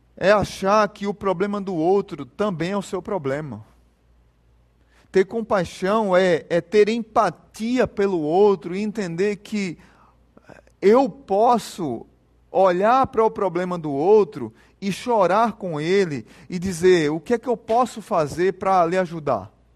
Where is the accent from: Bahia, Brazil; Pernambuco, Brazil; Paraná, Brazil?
Pernambuco, Brazil; Jaboatão dos Guararapes; quando eu era pequeno, lá em Jaboatão, primeira igreja batista de Jaboatão, tinha uma campanha na nossa igreja